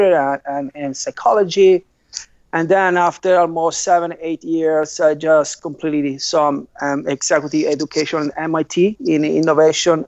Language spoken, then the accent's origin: English; Tuscany, Italy; also born or lived in Pisa / north of Italy; I'm an Italian designer. I grew up in Italy, in Tuscany.